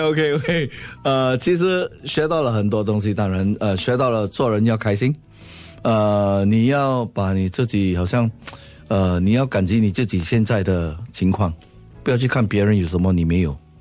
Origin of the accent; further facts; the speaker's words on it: Singapore; 我新加坡人啊